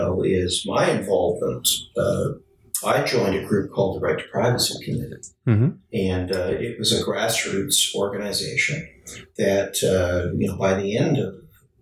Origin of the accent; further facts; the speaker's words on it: Hamilton, Ontario, Canada; also born or lived in Toronto; I grew up in Hamilton